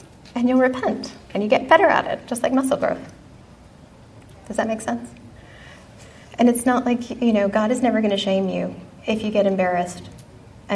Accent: Texas, United States; moved away as an adult; I grew up in Texas, was hell-bent to get out of the Bible-thumping Southern Baptist environment

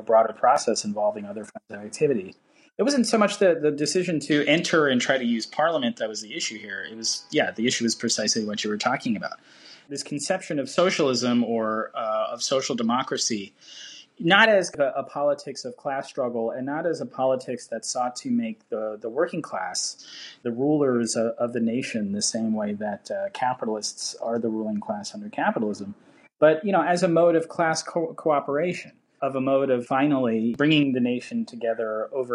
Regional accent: United States; as an American reader

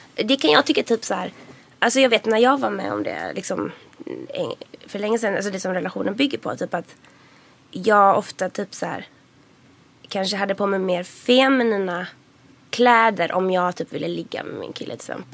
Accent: Gothenburg, Västra Götaland, Sweden; now in Stockholm, Sweden; huvudkaraktären kommer ju från Göteborg, mm. så som jag gör

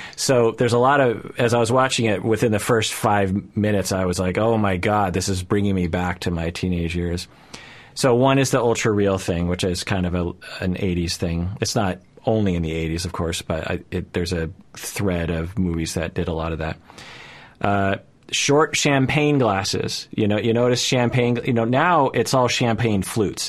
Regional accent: United States; as a Japanese person growing up in America at the time

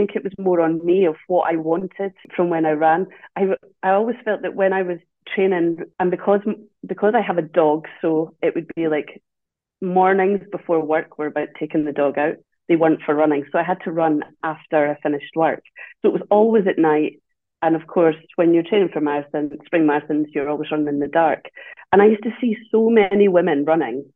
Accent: Dundee, Scotland, United Kingdom; now in Edinburgh, United Kingdom; I'm not originally from Edinburgh. I'm from Dundee, and I'd been in Edinburgh a long time

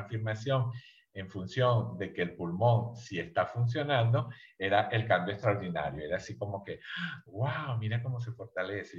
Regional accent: Venezuela; moved away as an adult; now in Mexico; yo soy México-venezolano, yo soy de origen venezolano

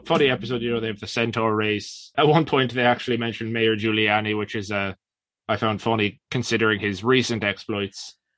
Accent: Ireland

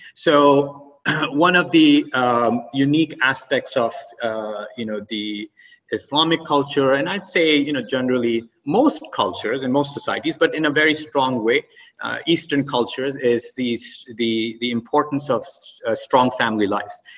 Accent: Oman; also born or lived in Pakistan / Boston; now in United States; I grew up in Oman, and um, and after my early education, I came to U.S. and settled

